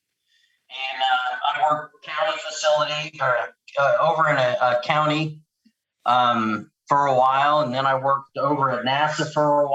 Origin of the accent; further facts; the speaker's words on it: West Hazleton, Pennsylvania, United States; moved away as an adult; also born or lived in South Carolina; I'm originally from Pennsylvania, a small, small, tiny coal mine area called West Hazleton